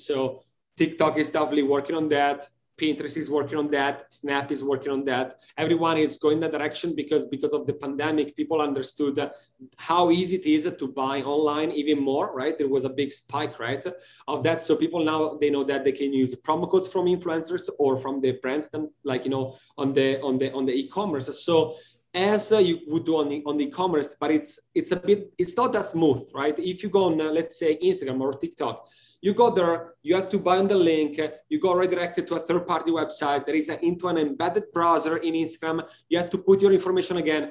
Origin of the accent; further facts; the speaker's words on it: Italy; now in United States; I'm from originally from Italy, living and working in the States